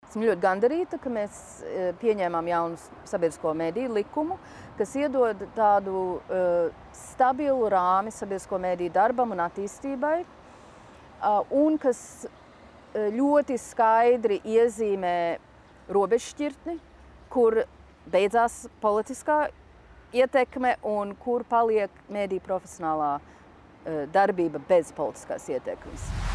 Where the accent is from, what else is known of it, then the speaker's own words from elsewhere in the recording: Washington, District of Columbia, United States; moved away as an adult; now in Riga, Latvia; Es pat uzaugu Vašingtonā, galvaspilsētā